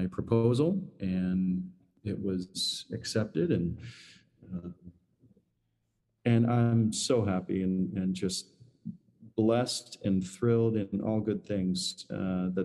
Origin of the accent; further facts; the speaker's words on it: Michigan, United States; moved away as an adult; now in New York City, United States; I'm from the Midwest, I'm from Michigan, so I still don't consider myself a New Yorker, even though I've been here 20 something years